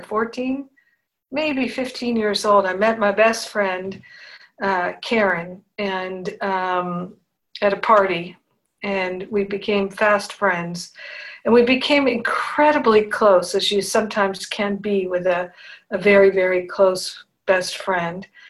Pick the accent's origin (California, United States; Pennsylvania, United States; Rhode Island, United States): Rhode Island, United States; moved away as an adult; also born or lived in Boston; when I was a teenager, living growing up in Rhode Island